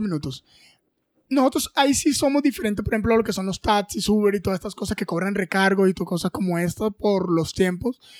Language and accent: Spanish; Riohacha, La Guajira, Colombia; now in Bogotá, Colombia; en Ribacha, en mi tierra, en La Guajira